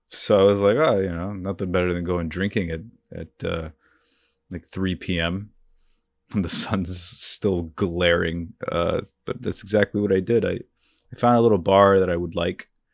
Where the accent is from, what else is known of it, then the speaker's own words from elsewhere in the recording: North Bergen, New Jersey, United States; also born or lived in Hoboken, New Jersey; I'm from Jersey. I was born in Hoboken. Uh, I've lived in, uh, a town called North Bergen my whole life